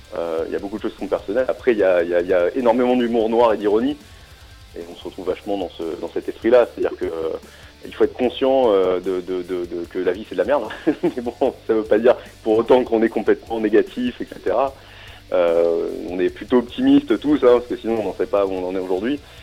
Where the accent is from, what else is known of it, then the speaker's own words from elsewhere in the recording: Strasbourg, Grand Est, France; je suis Strasbourgeois